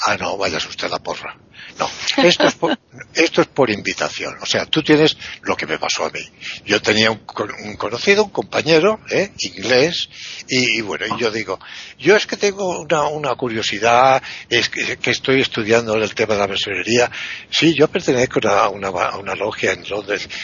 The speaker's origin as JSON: {"language": "Spanish", "country": "Spain", "said": "yo soy un león español"}